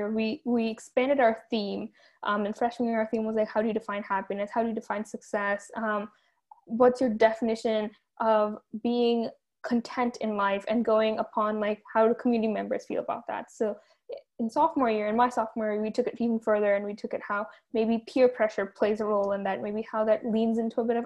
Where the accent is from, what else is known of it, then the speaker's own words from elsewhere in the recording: Fremont, California, United States; I come from Ardenwood